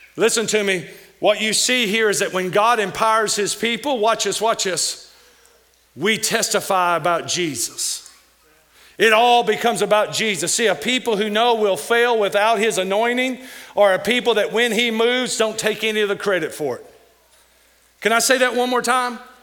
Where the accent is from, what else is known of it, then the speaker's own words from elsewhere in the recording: Kentucky, United States; now in Missouri, United States; some of the words I say because I'm from Kentucky